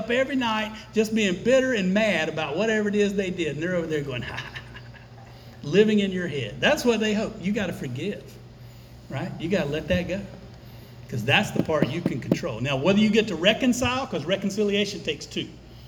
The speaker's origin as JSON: {"language": "English", "country": "United States", "said": "We're Americans. We were raised in Western culture."}